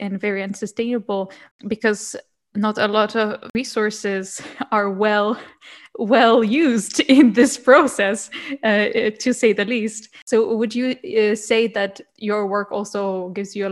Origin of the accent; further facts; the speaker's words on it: Poland; I'm from Poland, so Polish culture.